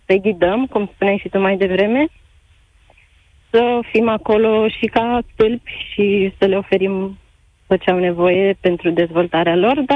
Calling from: Bucharest, Romania; Salutare, Cătălin! … din București.

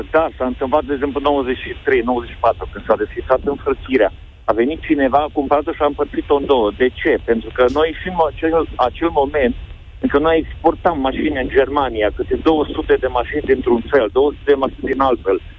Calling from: Oradea, Bihor County, Romania; Bine v-am găsit, sunt din Oradea.

